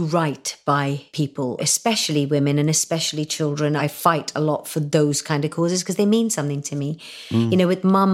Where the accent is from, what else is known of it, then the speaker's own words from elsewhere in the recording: Hong Kong; moved away as an adult; also born or lived in India; now in United Kingdom; my teenage years growing up in Hong Kong